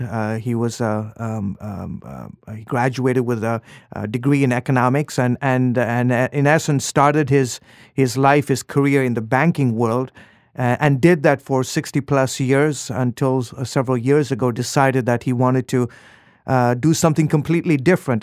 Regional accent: Lusaka, Lusaka Province, Zambia; moved away; also born or lived in Dar es Salaam, Tanzania; I moved when I was three years old. I moved to the capital

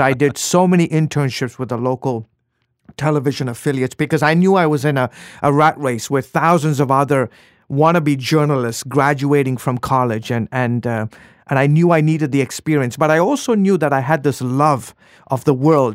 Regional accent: Lusaka, Lusaka Province, Zambia; moved away; also born or lived in Dar es Salaam, Tanzania; I moved when I was three years old. I moved to the capital

